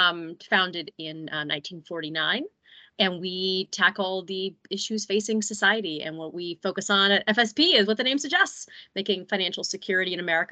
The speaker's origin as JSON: {"language": "English", "region": "Ohio", "country": "United States", "tie": "born or raised there", "moved": "as an adult", "lives_now": "Michigan, United States", "said": "I'm actually born and raised in Ohio. For what it's worth, I do now live in Michigan. I have been here for like 12 years."}